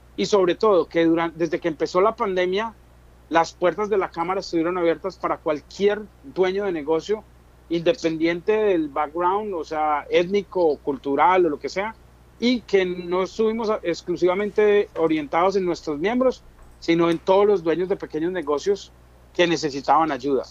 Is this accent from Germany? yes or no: no; Colombia; moved away as an adult; now in New Jersey, United States; yo soy un colombiano que llegó aquí en el 2004